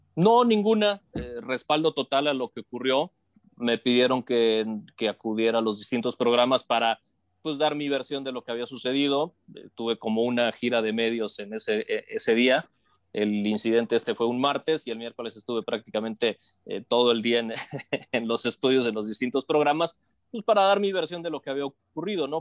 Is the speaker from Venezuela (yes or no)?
no; Matamoros, Tamaulipas, Mexico; now in Mexico City, Mexico; yo soy de Matamoros, Tamaulipas y me vine a la Ciudad de México buscando desarrollarme dentro de los medios de comunicación